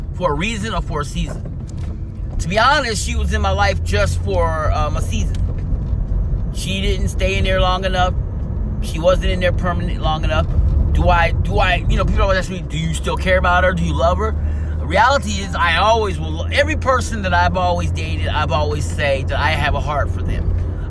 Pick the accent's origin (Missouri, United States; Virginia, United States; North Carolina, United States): Missouri, United States; born there; I went back home to where I was from. And that would have been Missouri. That's where I'm from. I was born in Missouri. I was born in Missouri, but wasn't raised in Missouri.